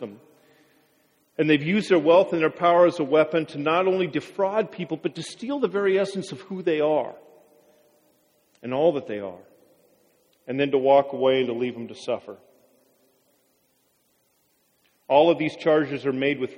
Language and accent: English; Wapato, Washington, United States; I grew up in Wapato